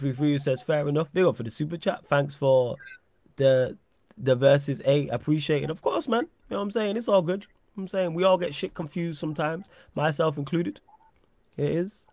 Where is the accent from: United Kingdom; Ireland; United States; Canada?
United Kingdom; England; I'm English born and bred